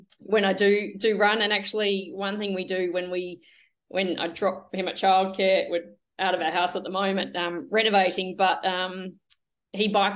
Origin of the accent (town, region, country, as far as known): Melbourne, Victoria, Australia; born or raised there